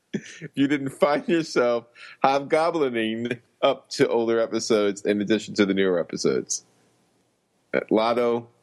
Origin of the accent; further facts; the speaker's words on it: Long Island, New York, United States; But, you know, I did not grow up in New Jersey. I grew up on Long Island.